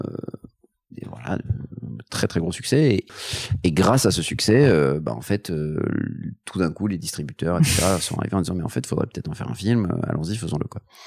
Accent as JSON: {"language": "French", "town": "Paris", "region": "Île-de-France", "country": "France", "tie": "born or raised there", "said": "j'ai grandi à Paris"}